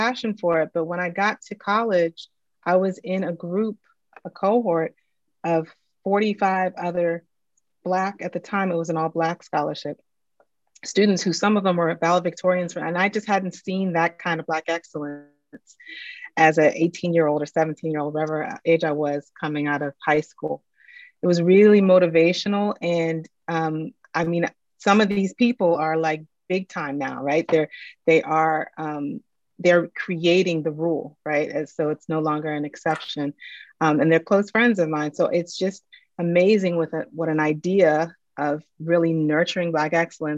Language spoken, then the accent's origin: English; Maryland, United States; I grew up in Maryland outside of DC